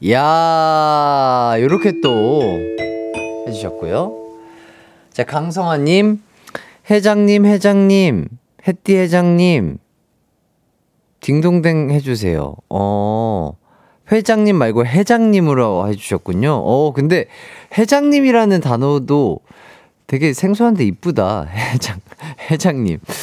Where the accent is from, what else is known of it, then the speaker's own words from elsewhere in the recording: Gwangju, South Korea; 광주에서 태어난 빛나는 사람